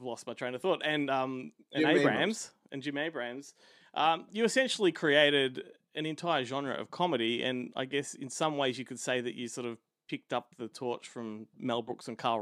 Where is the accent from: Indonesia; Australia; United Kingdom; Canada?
Australia; as an Aussie